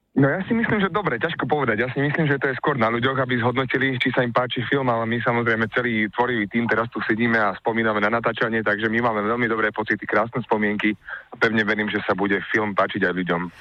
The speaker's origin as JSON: {"language": "Slovak", "town": "Galanta", "region": "Trnava Region", "country": "Slovakia", "said": "ja pochádzam z Galanty. Galanta je veľmi blízko Leopoldova"}